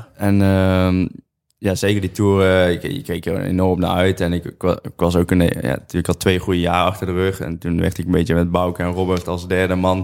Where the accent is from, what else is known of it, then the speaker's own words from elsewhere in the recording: Netherlands; ik uit Nederland kom en niet Colombia